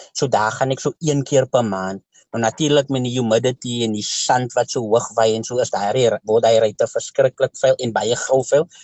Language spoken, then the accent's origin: Afrikaans; Kraaifontein, Western Cape, South Africa; ek is van Kraaifontein, Scottsville